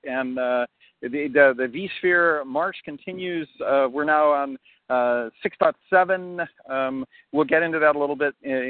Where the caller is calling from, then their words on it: Chicago, Illinois, United States; So yeah, I am recording from Chicago, so I'm outside. I'm out in Chicagoland.